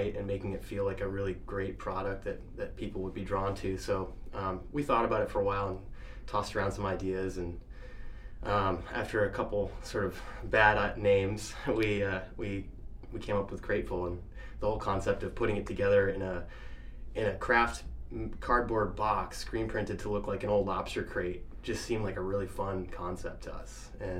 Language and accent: English; Damariscotta, Maine, United States; I love Maine. I grew up here. I grew up in Damariscotta. And similar to John, I spent a lot of time on the water growing up, fishing with my brothers, and down in the South Bristol area.